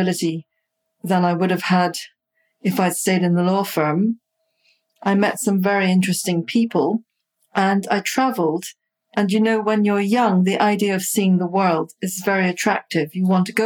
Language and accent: English; Guyana; I grew up in Sobrianville, which is very close to the sea.